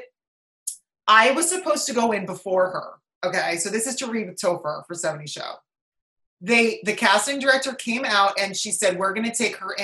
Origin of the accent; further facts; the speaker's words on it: New Jersey, United States; also born or lived in Italy; I fly home on Alitalia back to Jersey